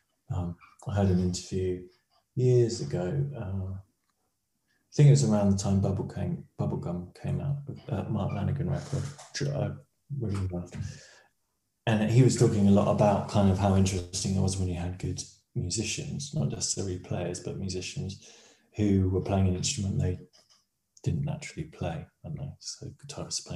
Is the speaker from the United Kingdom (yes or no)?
yes; Salisbury, South West England, United Kingdom; moved away as an adult; also born or lived in London / Guildford; now in Brighton, United Kingdom; I grew up in Salisbury, and then after university, lived in London and Guildford, and then moved to Brighton